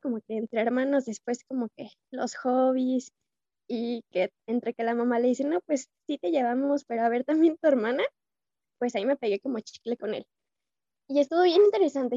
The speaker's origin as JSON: {"language": "Spanish", "town": "Irapuato", "region": "Guanajuato", "country": "Mexico", "tie": "born or raised there", "said": "soy originaria de Irapuato"}